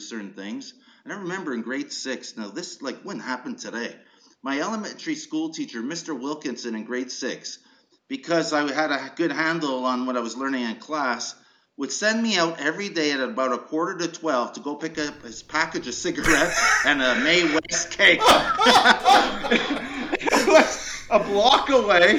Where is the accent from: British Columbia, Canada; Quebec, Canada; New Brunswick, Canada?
Quebec, Canada; Montreal; moved away as an adult; also born or lived in Schefferville, Quebec / Pickering, Ontario; You know, I grew up in Montreal. I was born in northern Quebec in a mining town called Schefferville